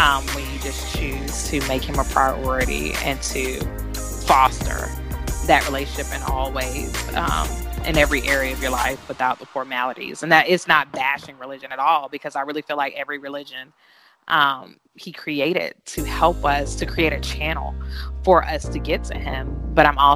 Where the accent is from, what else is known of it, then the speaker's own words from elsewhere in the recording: Georgia, United States; I grew up in Georgia, okay? So being in a southern state